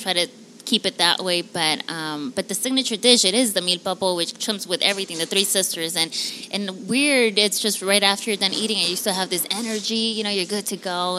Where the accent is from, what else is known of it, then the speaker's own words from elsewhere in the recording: Quetzaltenango, Guatemala; now in Los Angeles, United States; I'm from Guatemala.